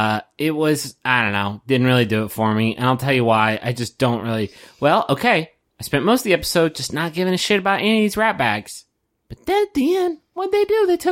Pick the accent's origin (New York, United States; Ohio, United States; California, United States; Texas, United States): Texas, United States; Yes, it is. It's me. I'm from Texas.